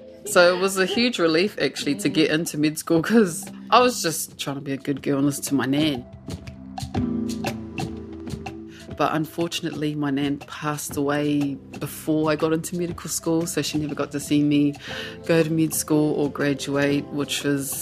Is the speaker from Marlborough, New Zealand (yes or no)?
no; Ruatoki, Bay of Plenty, New Zealand; first language Māori; English is a second language; now in Gisborne, New Zealand; I grew up in a Māori bubble, that's how I describe it, really. Kohanga reo, reo ruatoki, and ruatoki school as well